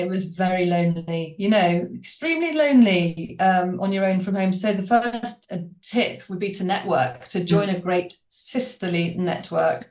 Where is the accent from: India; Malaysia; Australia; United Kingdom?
United Kingdom; Worcester, West Midlands; now in Colchester, United Kingdom; I live in Colchester, running my business from Colchester, and I'm from Worcester.